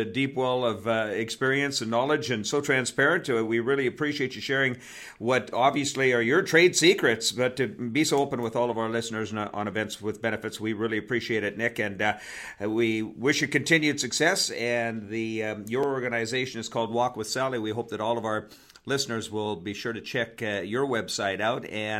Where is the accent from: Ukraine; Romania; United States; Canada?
Canada; I say El Segundo because I'm Canadian.